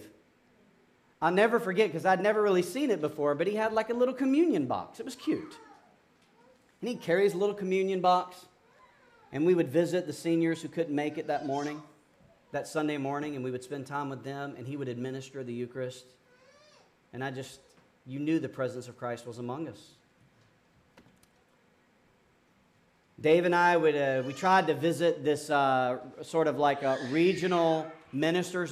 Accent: Georgia, United States; moved away as an adult; also born or lived in Amarillo, Texas; now in Williamsburg, United States; I'm from Georgia

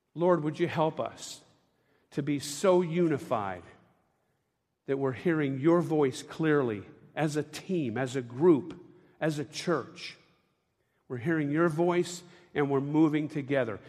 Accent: Tampa, Florida, United States; I grew up in Tampa, Florida

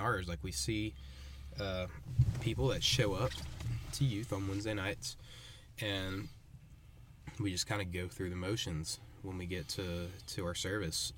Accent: Texarkana, Texas, United States; I'm from Texarkana, Texas. I, I grew up there

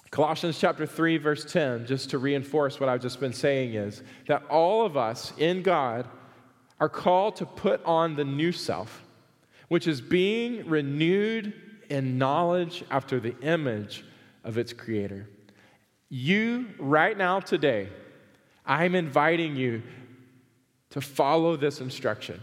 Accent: the South, United States; I grew up in the South.

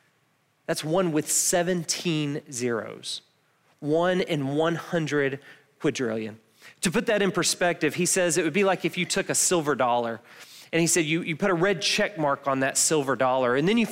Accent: Milledgeville, Georgia, United States; we're from Milledgeville, so we've never actually touched snow

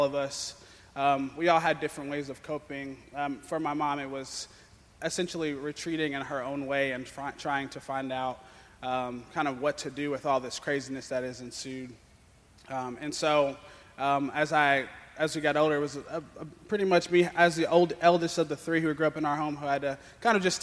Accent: Lexington, Kentucky, United States; I am from Lexington

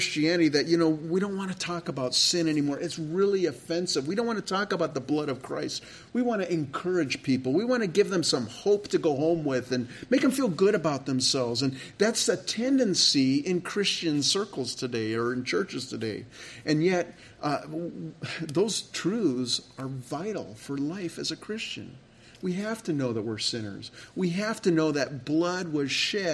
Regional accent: California, United States; moved away; I grew up in California

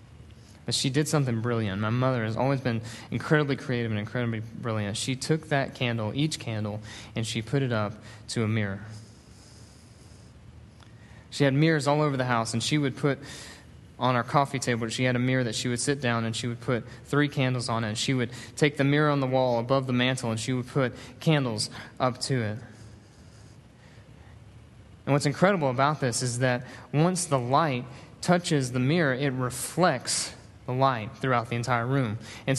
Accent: Northeast Tennessee, United States; now in Hattiesburg, United States; I'm from Northeast Tennessee

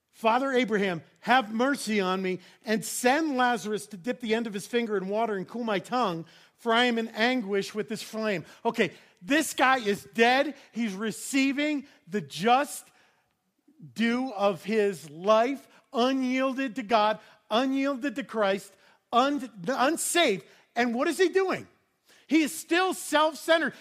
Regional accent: New York, United States; I grew up in New York.

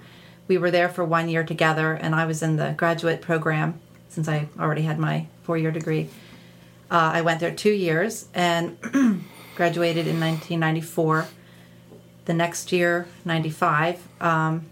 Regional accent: Quarryville, Pennsylvania, United States; moved away as an adult; now in Mongolia; I'm from Quarryville. I went to Solanco High School.

